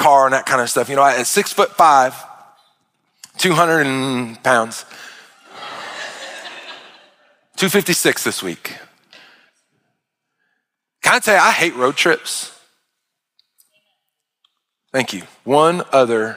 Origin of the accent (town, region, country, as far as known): United States